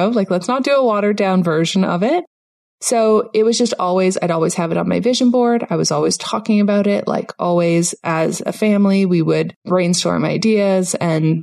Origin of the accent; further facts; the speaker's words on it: Canada; moved away as an adult; now in Panama; myself and my whole family, we grew up in Canada